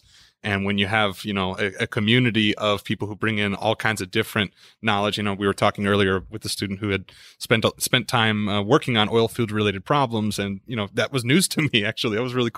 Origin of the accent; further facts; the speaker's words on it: Midwest, United States; also born or lived in Lincoln, Nebraska; now in Texas, United States; I grew up in a lot of different places in the United States, mostly in the Midwest. And then I came out of Lincoln, Nebraska. It's my last residence with family, I suppose.